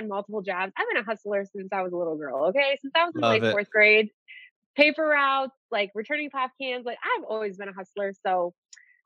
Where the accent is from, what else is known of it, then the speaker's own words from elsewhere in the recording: Detroit, Michigan, United States; moved away as an adult; also born or lived in Colorado; I'm from Detroit